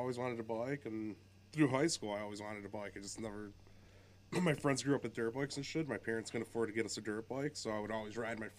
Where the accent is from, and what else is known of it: Chicago, Illinois, United States; born or raised there; moved away; also born or lived in Milwaukee, Wisconsin